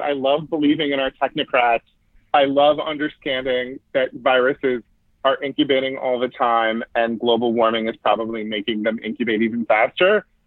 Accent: Yuba City, California, United States; here in my hometown

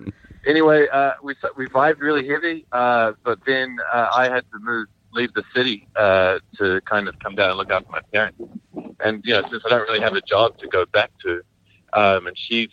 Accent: New Zealand; I'm a Kiwi. Yeah, like the fruit.

